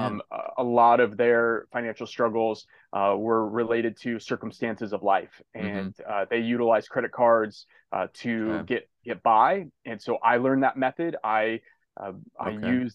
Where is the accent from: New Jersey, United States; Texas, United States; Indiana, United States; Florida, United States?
Indiana, United States; now in Malibu, United States; I grew up in a rural community in Indiana, a small farm town